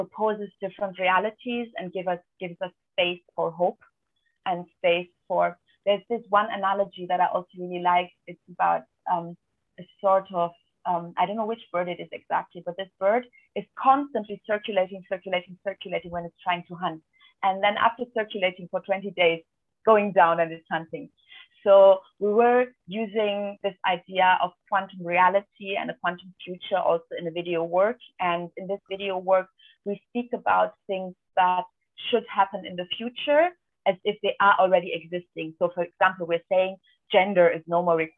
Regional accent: Albania; my home country, Albania

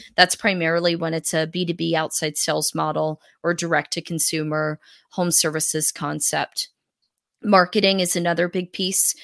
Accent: South Carolina, United States; also born or lived in Northeast United States; we moved from the Northeast to the Southeast when I was a kid.

